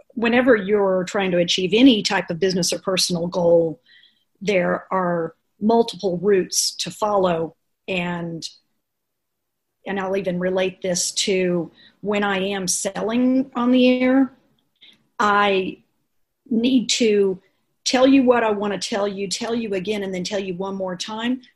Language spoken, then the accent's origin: English; Dallas, Texas, United States; I'm from Dallas